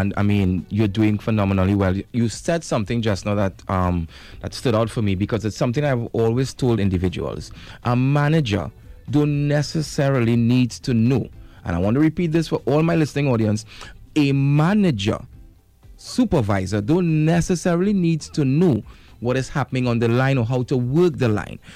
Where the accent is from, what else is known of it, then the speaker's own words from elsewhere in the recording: Trinidad & Tobago; as a Trinidadian